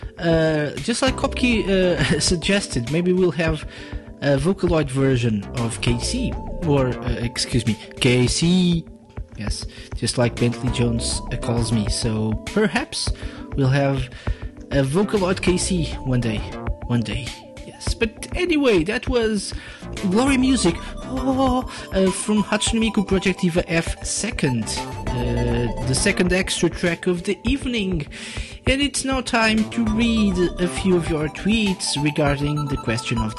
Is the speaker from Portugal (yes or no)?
yes; Portugal; I'm from Portugal, which is not the US, actually